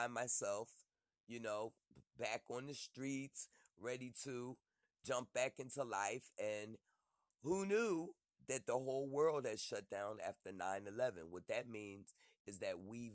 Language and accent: English; Philadelphia, Pennsylvania, United States; I'm from Philly.